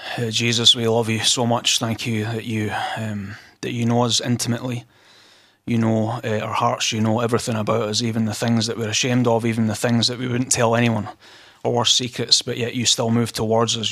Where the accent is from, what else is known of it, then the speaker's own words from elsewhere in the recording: Scotland, United Kingdom; I'm from Scotland, as you can tell